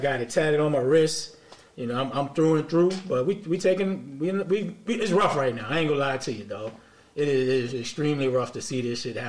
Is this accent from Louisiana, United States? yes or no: yes; New Orleans, Louisiana, United States; growing up in New Orleans